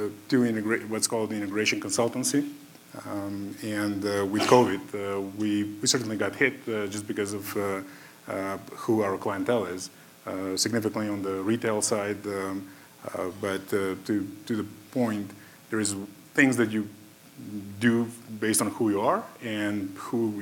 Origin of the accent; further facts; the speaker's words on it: North Macedonia; English is a second language; moved away as an adult; now in United States; I'm originally from Macedonia. I came to the States when I was 20 years old.